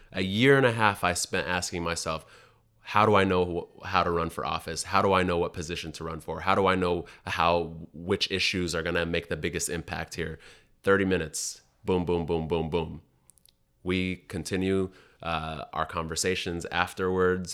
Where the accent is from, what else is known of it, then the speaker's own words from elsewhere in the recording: Seattle, Washington, United States; moved away as an adult; also born or lived in Sudan / New York; I grew up in South Seattle